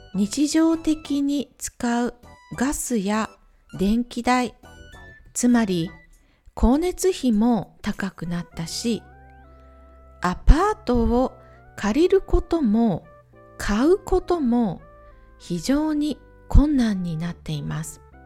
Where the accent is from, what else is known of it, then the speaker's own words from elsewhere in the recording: Ehime, Japan; now in Czech Republic; 地元愛媛